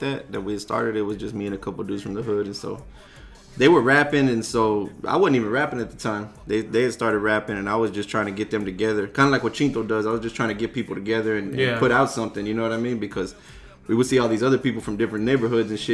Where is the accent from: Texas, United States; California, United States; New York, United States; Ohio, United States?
Texas, United States; Houston; I'm from Magnolia